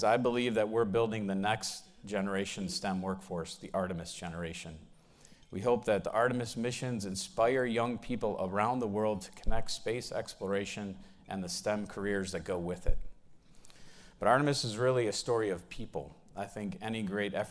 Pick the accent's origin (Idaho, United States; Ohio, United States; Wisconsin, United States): Ohio, United States; I'm from Ohio